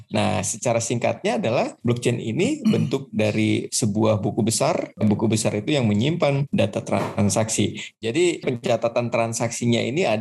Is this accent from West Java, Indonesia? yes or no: yes; Bandung, West Java, Indonesia; now in Lyon, France; aslinya sebenarnya dari Bandung tepatnya di Win Bandung home base saya gitu kan